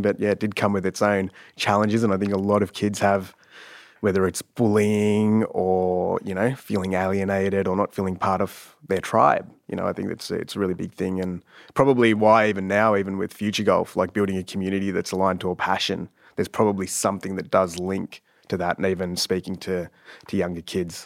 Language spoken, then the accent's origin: English; Sassafras, Victoria, Australia; also born or lived in Canada / Ringwood; most of my childhood was spent in Sassafras, which is a small little town in the Dandenongs.